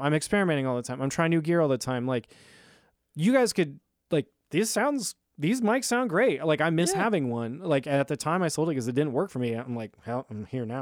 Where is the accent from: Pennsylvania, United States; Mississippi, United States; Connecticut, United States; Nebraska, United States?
Nebraska, United States; Lincoln; also born or lived in California; I'm from Lincoln